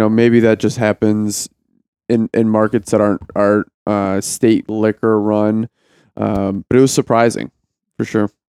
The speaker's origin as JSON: {"language": "English", "region": "Ohio", "country": "United States", "said": "I was from Ohio"}